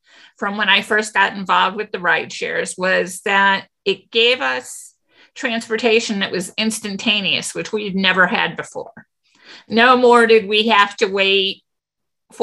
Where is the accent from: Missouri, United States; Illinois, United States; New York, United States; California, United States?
Missouri, United States; St. Louis; we're from St. Louis, but a lot of us are from suburbs